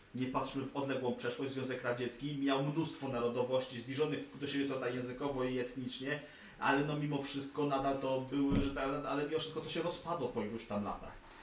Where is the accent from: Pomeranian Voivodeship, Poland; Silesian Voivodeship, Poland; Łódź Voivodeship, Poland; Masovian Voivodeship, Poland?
Masovian Voivodeship, Poland; Warsaw; jestem rodowitym warszawiakiem